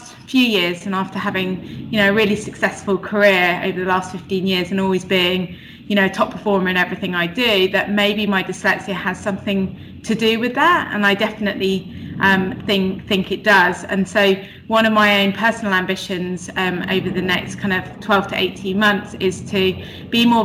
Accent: Bristol, South West England, United Kingdom; now in London, United Kingdom; I grew up in Bristol, but I now live in London.

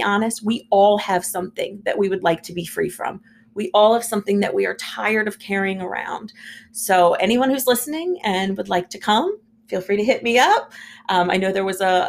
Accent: Hyattsville, Maryland, United States; also born or lived in Washington, D.C.; I was born in Washington, D.C. We actually lived in Hyattsville, Maryland, which was about 5 minutes outside of the D.C. line

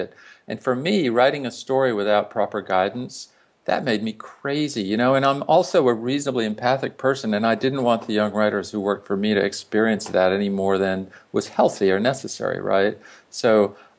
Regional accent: South Louisiana, United States; moved away as an adult; I grew up in Louisiana, in South Louisiana

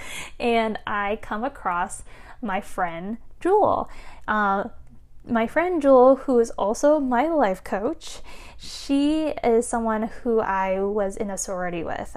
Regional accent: United States; my fellow Asian Americans as well, because, again, growing up as Asian American

